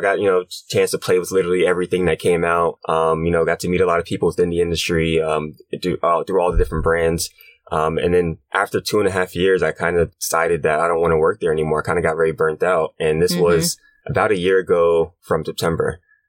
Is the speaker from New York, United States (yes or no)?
yes; Brooklyn, New York, United States; I'm 26 years old, and I'm from Brooklyn, New York.